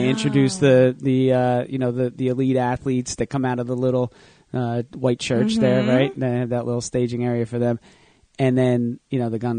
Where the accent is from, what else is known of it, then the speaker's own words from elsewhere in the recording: Manasquan, New Jersey, United States; It's a lot like my hometown that I grew up in, mm-hmm. which was Manasquan, New Jersey.